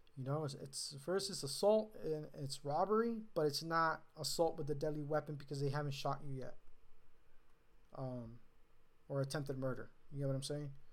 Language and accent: English; California, United States; being a Californian